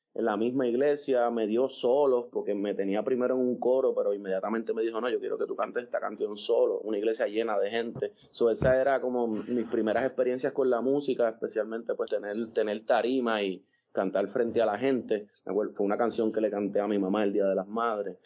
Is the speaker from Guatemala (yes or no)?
no; Puerto Rico; yo vivía en Monte Carlos y Monte Carlos se mezclaba con Montepal, con Monteatillo